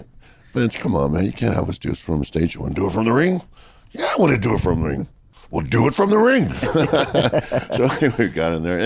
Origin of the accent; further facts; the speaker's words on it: Washington, District of Columbia, United States; It's an anniversary show in my hometown